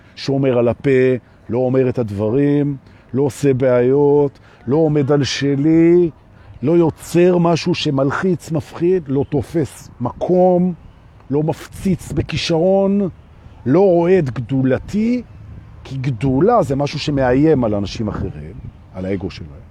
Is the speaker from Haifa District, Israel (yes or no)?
no; Jerusalem, Jerusalem District, Israel; אני גדלתי בירושלים של שנות ה-שבעים